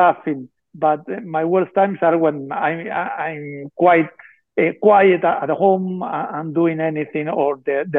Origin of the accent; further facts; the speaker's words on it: Argentina; we are from Argentina